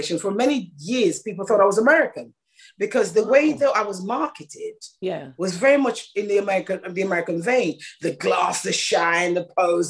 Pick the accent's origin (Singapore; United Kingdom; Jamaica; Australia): Jamaica; moved away; I'm Jamaican born